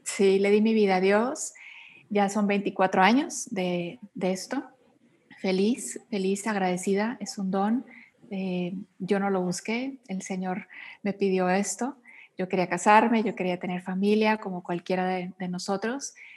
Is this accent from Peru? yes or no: no; Monterrey, Nuevo León, Mexico; moved away as an adult; now in Mexico City, Mexico; Yo soy mexicana, actualmente vivo en la Ciudad de México, soy originaria de Monterrey, Nuevo León, del norte del país.